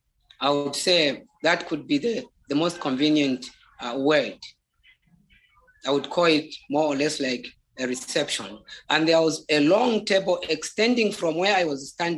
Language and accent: English; Zambia; first language Bemba; English is a second language; There is a language we call Bemba. That is my mother tongue.